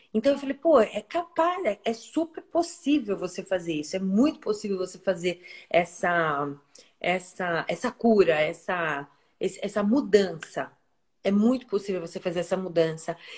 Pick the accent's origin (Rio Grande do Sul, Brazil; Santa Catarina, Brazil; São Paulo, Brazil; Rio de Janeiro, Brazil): São Paulo, Brazil; moved away as an adult; now in Ilhabela, Brazil; nascida e criada em São Paulo, mas hoje resido em Ilhabela